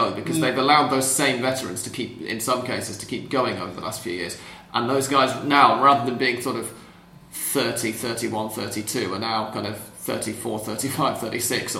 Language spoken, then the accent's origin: English; England, United Kingdom; I'm English